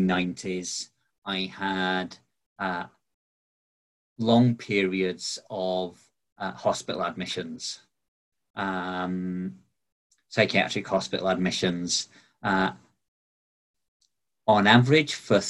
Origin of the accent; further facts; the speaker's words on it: Barnsley, Yorkshire and the Humber, United Kingdom; also born or lived in Glasgow / Bridlington; I was born in Glasgow, but I kind of grew up around Barnsley in South Yorkshire and around Bridlington in East Yorkshire. We kind of moved around a lot when I was growing up.